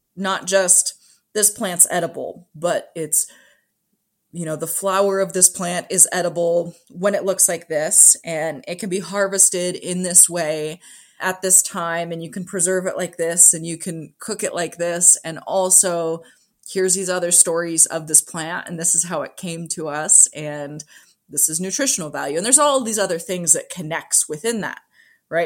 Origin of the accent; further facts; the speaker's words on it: Kalispell, Montana, United States; I was born and raised in Kalispell